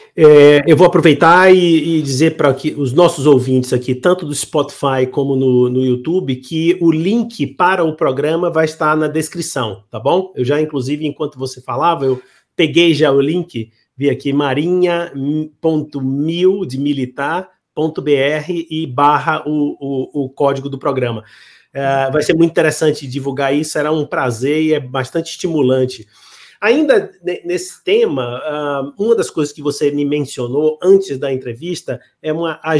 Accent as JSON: {"language": "Portuguese", "region": "Bahia", "country": "Brazil", "said": "eu sou da, da Bahia"}